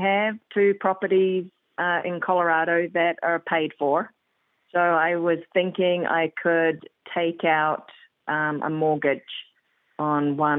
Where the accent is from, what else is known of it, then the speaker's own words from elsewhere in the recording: North Island, New Zealand; No, I'm actually from the North Island.